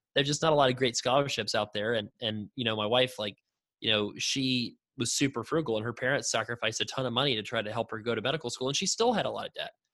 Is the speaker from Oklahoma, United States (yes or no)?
no; Florida, United States; I was born in Florida.